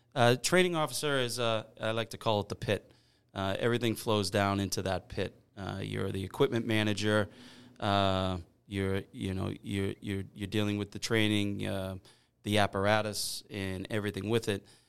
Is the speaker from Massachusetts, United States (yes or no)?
yes; Weymouth, Massachusetts, United States; I grew up in North Weymouth